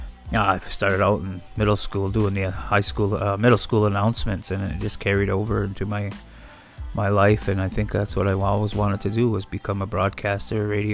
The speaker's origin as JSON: {"language": "English", "town": "Akwesasne", "region": "New York", "country": "United States", "said": "But like I said, I come from Makwasasne, I'm Native American"}